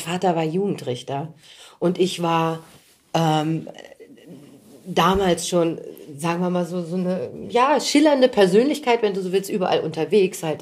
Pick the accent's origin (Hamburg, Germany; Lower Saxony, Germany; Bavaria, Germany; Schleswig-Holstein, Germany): Lower Saxony, Germany; Göttingen; now in Berlin, Germany; ich komme ja aus Göttingen, eine ja. Studentenstadt